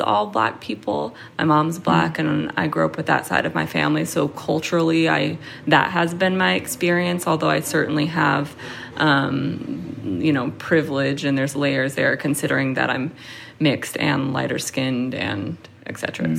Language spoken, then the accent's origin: English; Seattle, Washington, United States; now in New York, United States; I grew up in Seattle in a predominantly white area